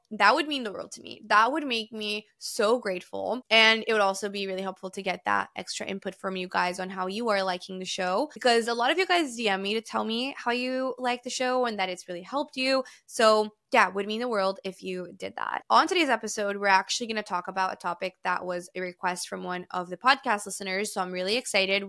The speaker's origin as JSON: {"language": "English", "country": "Brazil", "tie": "born or raised there", "moved": "yes", "lives_now": "New York, United States", "said": "I grew up in Brazil"}